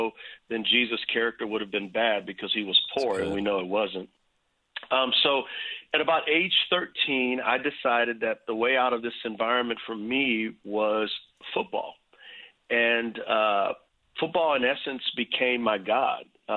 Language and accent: English; San Antonio, Texas, United States; I grew up in San Antonio, Texas